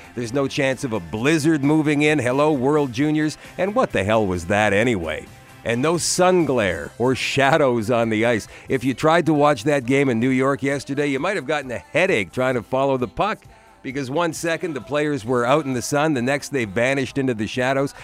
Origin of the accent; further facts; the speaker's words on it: Canada; that's how we grew up in Canada. We played hockey on outdoor ice rinks